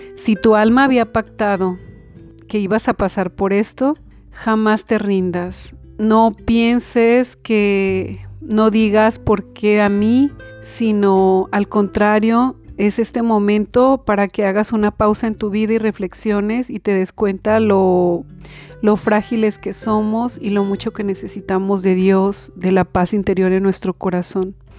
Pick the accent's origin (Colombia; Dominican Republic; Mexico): Mexico; Belén del Refugio, Jalisco; moved away; mi pueblo de Belén del Refugio